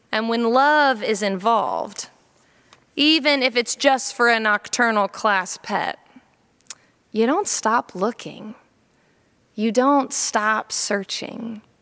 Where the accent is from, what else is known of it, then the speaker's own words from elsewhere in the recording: Jacksonville, Florida, United States; also born or lived in Columbia, South Carolina; When I was four years old, we moved from Columbia, South Carolina to Jacksonville, Florida.